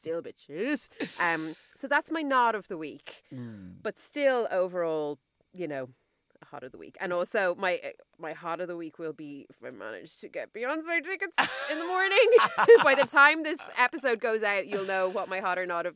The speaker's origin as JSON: {"language": "English", "country": "Ireland", "said": "as Irish hot girls"}